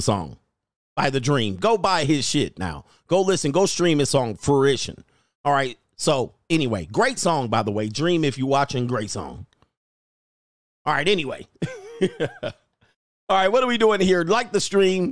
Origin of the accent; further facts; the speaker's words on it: Los Angeles, California, United States; also born or lived in Hawthorne, California / Thousand Oaks, California / Newport Beach, California; I grew up in Los Angeles, San Fernando Valley, Thousand Oaks, and Newport Beach